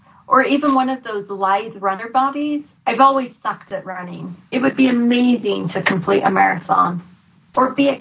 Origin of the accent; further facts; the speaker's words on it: Florida, United States; moved away; I grew up in Florida